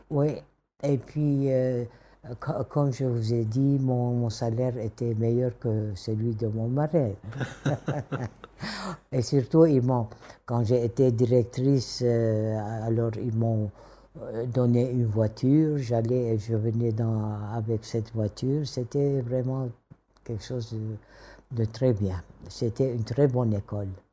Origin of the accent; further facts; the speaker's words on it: Damascus, Damascus Governorate, Syria; first language Kurdish; French is a second language; moved away as an adult; also born or lived in Kirkuk, Iraq; now in Erbil, Iraq; j'ai grandi à Damas